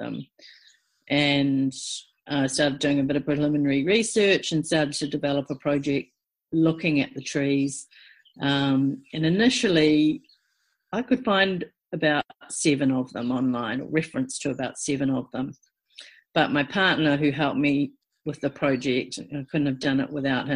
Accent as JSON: {"language": "English", "town": "Timaru", "region": "Canterbury", "country": "New Zealand", "tie": "born or raised there", "said": "I grew up in in Te Maru"}